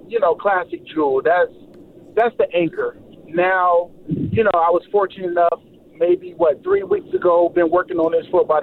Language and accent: English; Los Angeles, California, United States; moved away as an adult; now in Las Vegas, United States; I'm originally from Los Angeles.